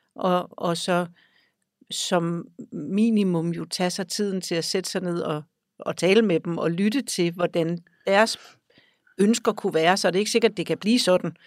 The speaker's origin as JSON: {"language": "Danish", "country": "Denmark", "tie": "born or raised there", "also_born_or_lived": "Greenland"}